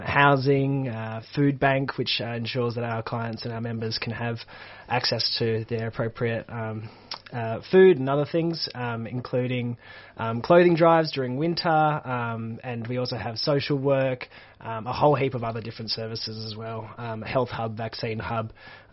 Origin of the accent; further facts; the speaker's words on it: Perth, Western Australia, Australia; moved away; I'm originally from Perth, Western Australia